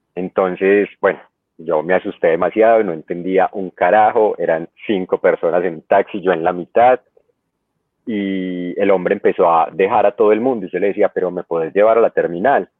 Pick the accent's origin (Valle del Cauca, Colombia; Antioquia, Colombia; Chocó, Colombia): Antioquia, Colombia; Medellín; yo soy de Medellín, de Colombia